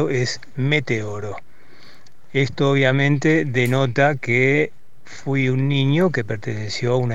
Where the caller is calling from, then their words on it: Villa Devoto, Buenos Aires, Argentina; de Devoto